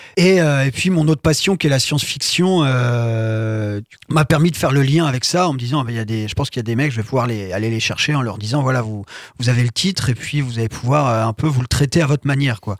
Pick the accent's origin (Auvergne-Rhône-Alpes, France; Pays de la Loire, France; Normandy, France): Pays de la Loire, France; Sablé-sur-Sarthe; also born or lived in Le Mans; je suis de Sablé à la base. J'étais au collège, au lycée à Sablé et je suis arrivé au Mans à 18 ans pour faire mes études